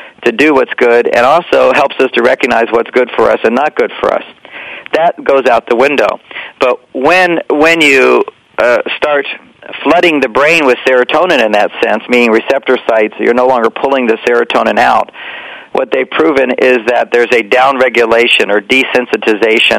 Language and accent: English; Houston, Texas, United States; we were, you know, straight Christian family as well and growing up in Texas